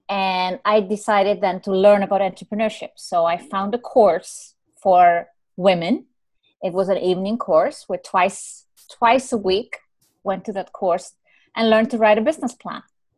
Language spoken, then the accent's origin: English; Ireland; I'm Irish, you know, what do you call it in the horoscope?